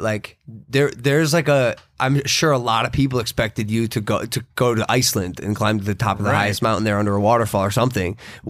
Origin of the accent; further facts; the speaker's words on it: Ohio, United States; now in Los Angeles, United States; I'm from Ohio.